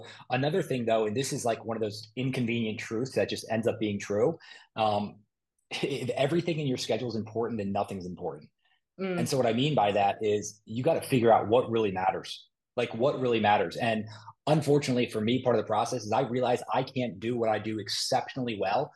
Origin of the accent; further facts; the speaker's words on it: Moorestown, New Jersey, United States; I'm from Morristown